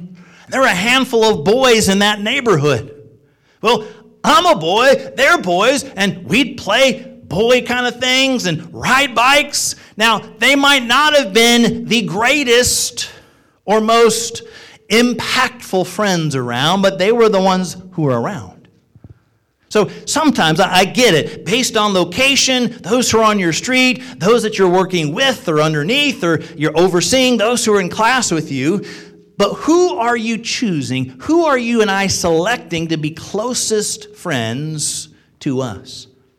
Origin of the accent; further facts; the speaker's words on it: Illinois, United States; also born or lived in Joliet / Quincy / Springfield / New York; now in Ohio, United States; I was born and raised in Illinois, was born in Joliet. Moved to Quincy, number of years in Springfield, Illinois, then to upstate New York, then to Connecticut, Bible College in Missouri, and then came to Ohio.